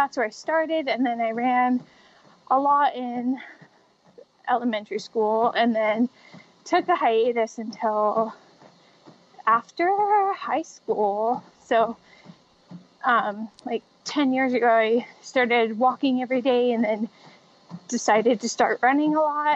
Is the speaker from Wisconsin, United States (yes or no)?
no; Spokane, Washington, United States; Spokane, Washington, where it's my hometown. It's where I still live.